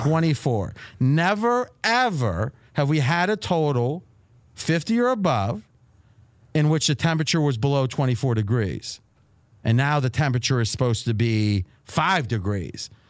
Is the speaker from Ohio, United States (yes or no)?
yes; Dayton, Ohio, United States; now in Las Vegas, United States; Growing up in Dayton